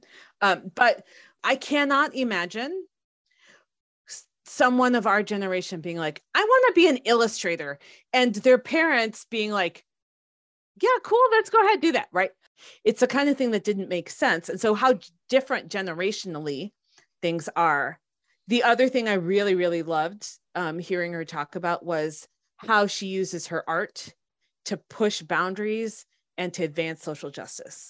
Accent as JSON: {"language": "English", "country": "United States", "tie": "born or raised there", "said": "Kosha and I, growing up in the States, at the time that we did"}